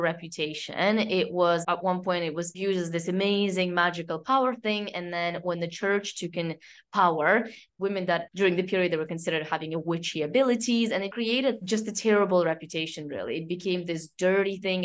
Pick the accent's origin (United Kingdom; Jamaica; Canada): Canada; now in France; I grew up in Canada